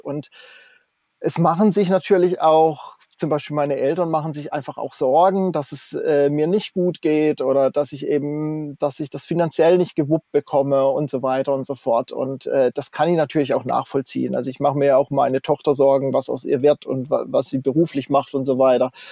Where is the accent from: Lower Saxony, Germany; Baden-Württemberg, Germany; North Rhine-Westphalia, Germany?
Baden-Württemberg, Germany; Kaiserstuhl, near Freiburg; moved away as an adult; also born or lived in North Frisia, Schleswig-Holstein; komme ursprünglich vom Kaiserstuhl aus der Ecke bei Freiburg da unten, also Baden-Württemberg, und bin vor 21 Jahren nach Nordfriesland gezogen